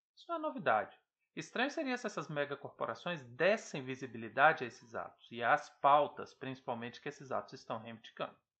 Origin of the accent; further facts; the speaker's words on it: Ceres, Goiás, Brazil; minha cidade natal, Séries, no interior do Goiás